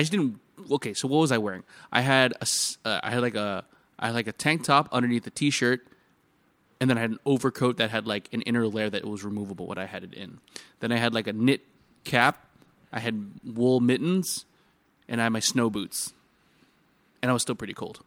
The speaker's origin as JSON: {"language": "English", "country": "United States", "tie": "born or raised there", "moved": "yes", "lives_now": "Singapore", "said": "growing up in America"}